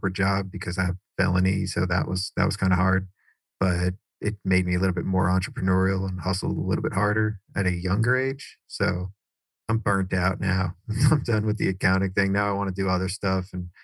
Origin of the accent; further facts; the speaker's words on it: Cary, North Carolina, United States; also born or lived in New York; My parents moved from New York down to Cary, North Carolina, which is right next to Raleigh.